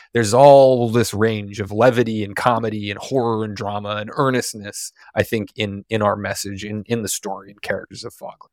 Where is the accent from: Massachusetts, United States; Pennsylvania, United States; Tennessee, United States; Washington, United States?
Washington, United States; Seattle; I live in Seattle. I grew up in Seattle